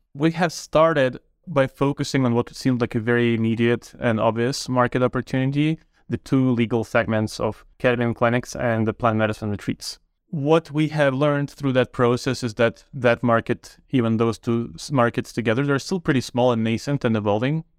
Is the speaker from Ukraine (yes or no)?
yes; Ukraine; moved away as an adult; also born or lived in Toronto, Canada; now in Canada; I grew up in Ukraine, but moved to Canada about twenty years ago to Toronto to study mathematical